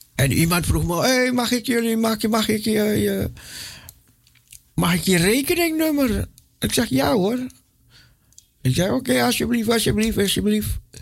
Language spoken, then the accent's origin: Dutch; Aruba; moved away; also born or lived in Suriname; Ik ben geboren en getogen op Aruba.